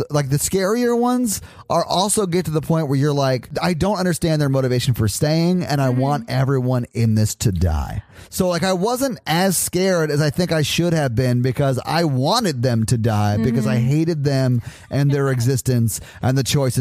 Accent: Nashville, Tennessee, United States; I'm from Nashville, Tennessee, and I've never been anywhere else

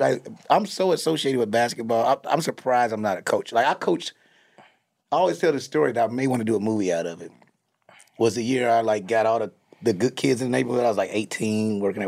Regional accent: Chicago, Illinois, United States; I'm from the West Side of Chicago.

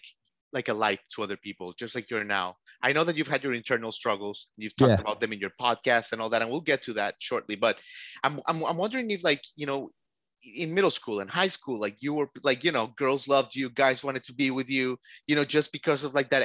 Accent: Miami, Florida, United States; moved away as an adult; now in Nashville, United States; So I live in Nashville, from Miami.

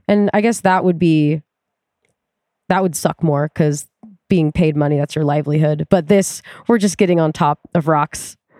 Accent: Tacoma, Washington, United States; I grew up in Tacoma.

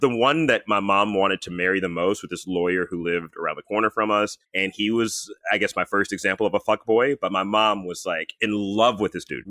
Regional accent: Texas, United States; I was born in Texas

